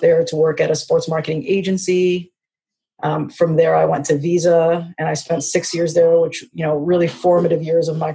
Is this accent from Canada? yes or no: yes; Canada; I am born and raised Canadian